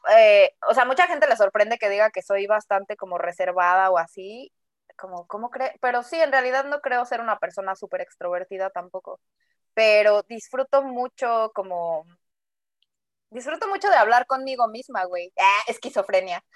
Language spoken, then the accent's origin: Spanish; Mexico City, Mexico; also born or lived in Guadalajara; crecí en la Ciudad de México, soy de Guadalajara